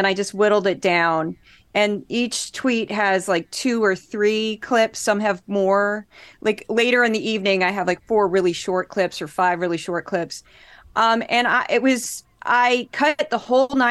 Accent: Missouri, United States; moved away; I grew up in Missouri, one of the reddest states in the country

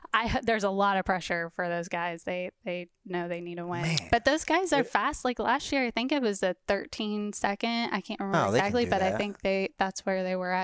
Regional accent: Wichita, Kansas, United States; I'm from Wichita, Kansas.

